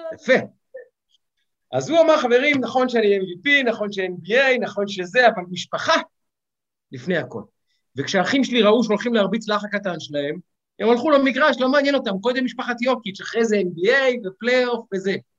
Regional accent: Ramat Gan, Tel Aviv District, Israel; אני גדלתי בשכונה חרדי, אה, שכונה חילונית, סליחה. וברמת גן

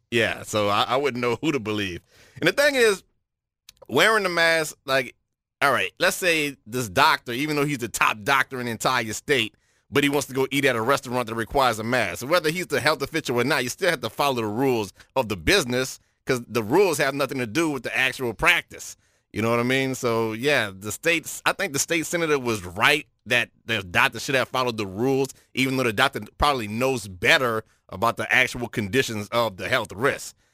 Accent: New Orleans, Louisiana, United States; I'm from New Orleans

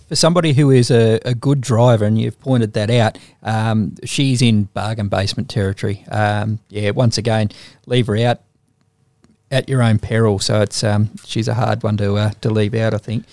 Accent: Young, New South Wales, Australia; I'm from Young

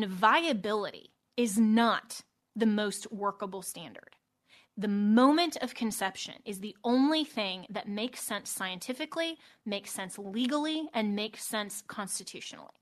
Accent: Colorado, United States; moved away; my home state of Colorado

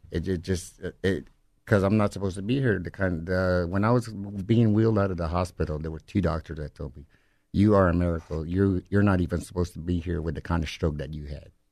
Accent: Livingston, Texas, United States; I'm from the Alabama Corsada Indian Reservation, Livingston, Texas.

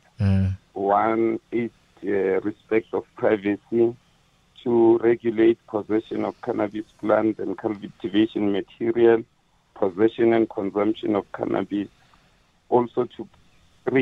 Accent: South Africa; we pride ourselves as South Africans, and we say we are proudly South African

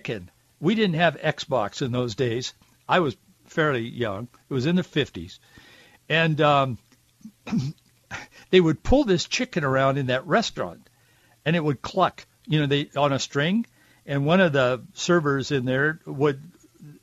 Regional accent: Yakima, Washington, United States; Yakima, Washington, my hometown where I was born

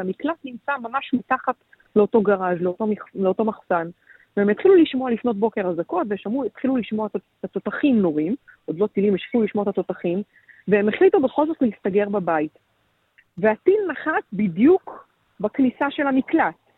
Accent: Israel; אצלנו בישראל

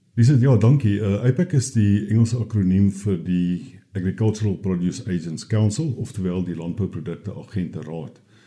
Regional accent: South Africa; ons as Suid-Afrikaners

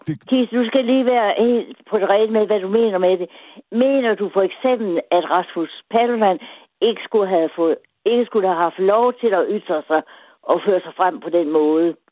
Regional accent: Denmark

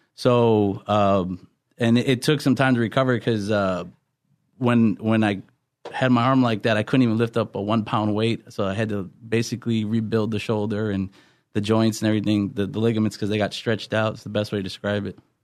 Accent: Wisconsin, United States; moved away as an adult; now in California, United States; I'm originally from Wisconsin, and I ended up in California

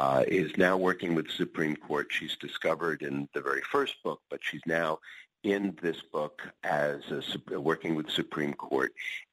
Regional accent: upstate New York, United States; When I was 15 years old, I was one of the local DJs on a radio station in upstate New York.

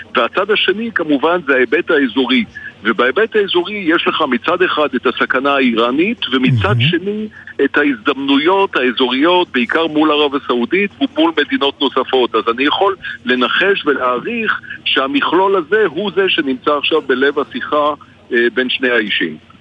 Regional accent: Israel

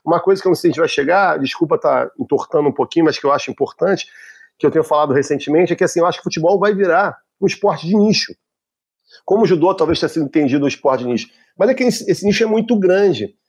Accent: Rio de Janeiro, Brazil; quando eu era pequeno, no Rio de Janeiro, a gente tinha o um Campeonato Carioca

